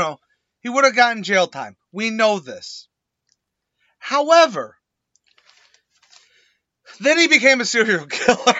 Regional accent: United States; I'm an American

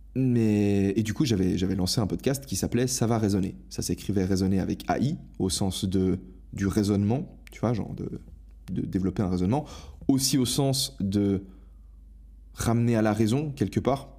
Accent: Switzerland; moved away as an adult; j'ai quitté ma Suisse natale

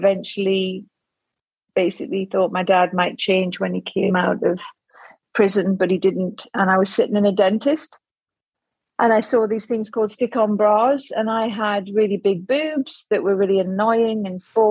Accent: Newcastle upon Tyne, North East England, United Kingdom; accent: Geordie; from my accent, you can tell I'm a Geordie

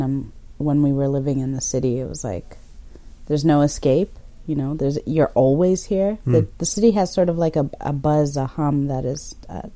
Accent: Toronto, Ontario, Canada; also born or lived in Kenya; now in Caledon, Canada; grew up in Toronto

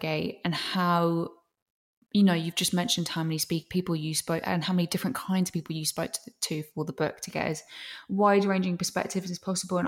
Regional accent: England, United Kingdom; I'm from England.

